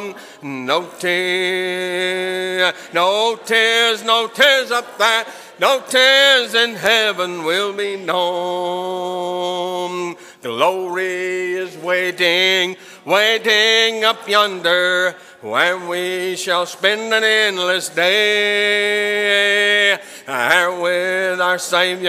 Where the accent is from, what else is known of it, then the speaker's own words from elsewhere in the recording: Hope, Arkansas, United States; I grew up in a congregation out in Arkansas, southwest Arkansas. I was born in Hope